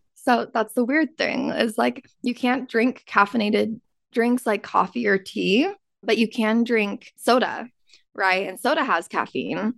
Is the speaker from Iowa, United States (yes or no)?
no; Utah, United States; I grew up in Utah